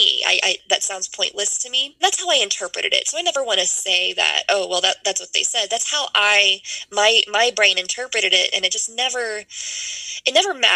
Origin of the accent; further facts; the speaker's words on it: Lake Charles, Louisiana, United States; moved away as an adult; now in Dallas, United States; I was born and raised in Louisiana.